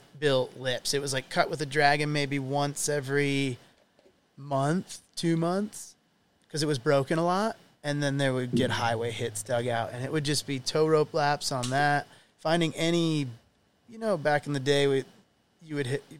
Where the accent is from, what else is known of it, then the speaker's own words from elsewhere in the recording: Michigan, United States; growing up in Michigan